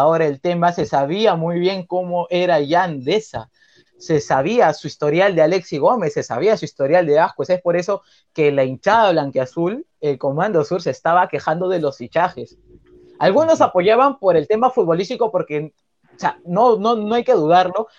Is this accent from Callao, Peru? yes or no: yes; Callao, Peru; por ser del Callao, porque mis abuelos son del Callao